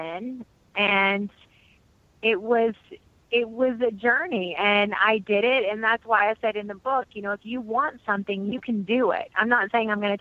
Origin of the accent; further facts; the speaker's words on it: Murray, Kentucky, United States; moved away as an adult; also born or lived in London / Paris / New York; I'm from Murray, Kentucky, which is a town of like 8,000 people. I went to college. I graduated from high school